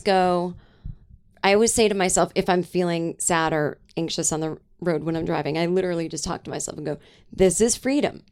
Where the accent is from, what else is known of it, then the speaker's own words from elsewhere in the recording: Boston suburbs, Massachusetts, United States; I grew up in Boston, like, uh, or in the suburbs of Massachusetts